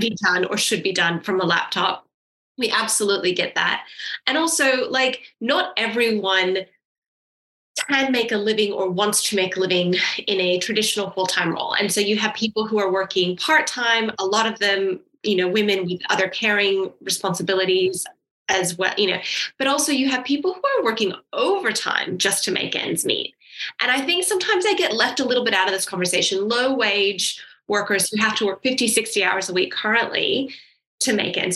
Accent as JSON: {"language": "English", "country": "United States", "tie": "born or raised there", "moved": "yes", "said": "I grew up in America"}